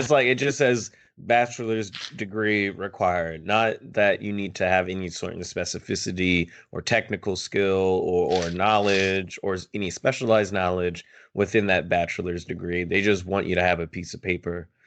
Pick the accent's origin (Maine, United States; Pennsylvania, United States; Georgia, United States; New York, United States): Pennsylvania, United States; Philadelphia; I'm from Philly as well